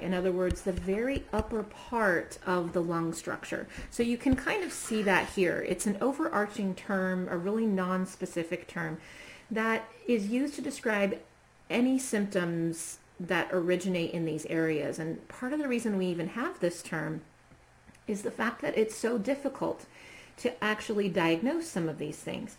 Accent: Norwalk, Ohio, United States; my hometown here in Ohio, Norwalk

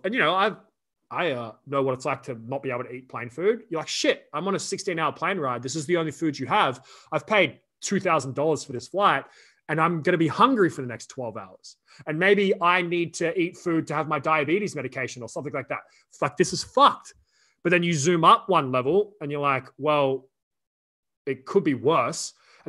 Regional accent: Australia; we grew up in Australia.

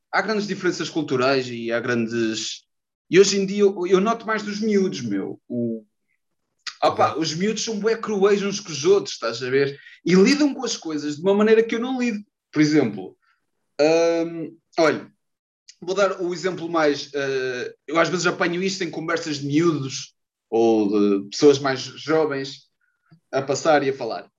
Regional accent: Maceda, Aveiro District, Portugal; also born or lived in Porto; eu sou de Maceda, perto, perto, perto de Ovar

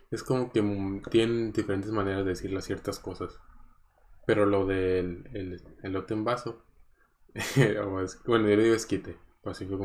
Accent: Coahuila, Mexico; born there; moved away; also born or lived in Tecpan de Galeana / Cuernavaca; Por ejemplo, yo nací en Coahuila y me tocó vivir en otras tres ciudades. Me tocó vivir en Tecpan de Galeana, en el estado de Guerrero, que era pues un pueblito ahí chiquito

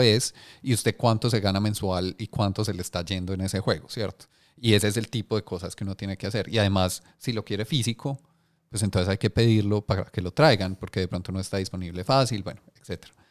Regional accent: Colombia

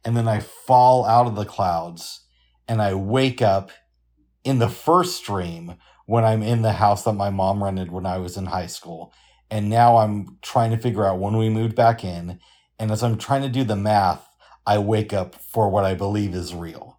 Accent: the South, United States; accent: southern; They're watching down on us from heaven and they like my southern accent.

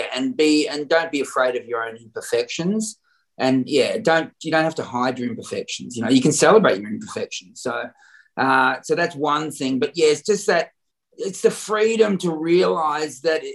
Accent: Warrnambool, Victoria, Australia; that's my hometown

